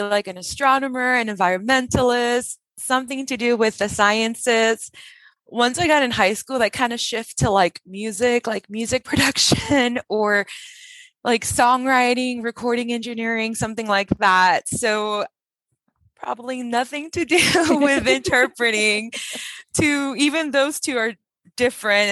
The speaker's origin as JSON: {"language": "English", "town": "Huntington Park", "region": "California", "country": "United States", "tie": "born or raised there", "first_language": "Spanish", "second_language": "English", "said": "Spanish was my first language. I grew up in Huntington Park, California"}